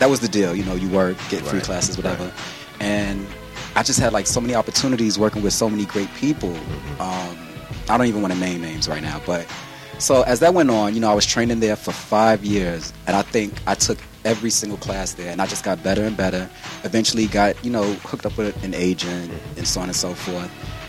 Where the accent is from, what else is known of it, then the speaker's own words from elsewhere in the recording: New York, United States; You know, I'm from Queens, New York. You know, that's where we get love from. Yes. Hollis, Queens, to be more exact.